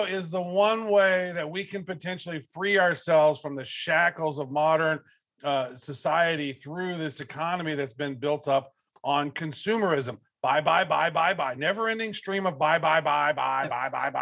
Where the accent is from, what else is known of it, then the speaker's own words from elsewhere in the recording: Kansas City, United States; I'm from Kansas City